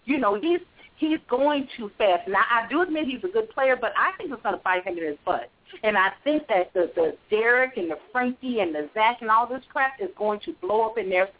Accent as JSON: {"language": "English", "town": "Chicago", "region": "Illinois", "country": "United States", "tie": "born or raised there", "moved": "as an adult", "lives_now": "North Carolina, United States", "said": "I'm born and bred in Chicago. But I did move to North Carolina 5 years ago for love"}